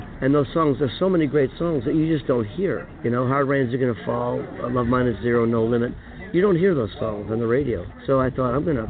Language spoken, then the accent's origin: English; Buffalo, New York, United States; moved away as an adult; now in New York City, United States; Growing up in Buffalo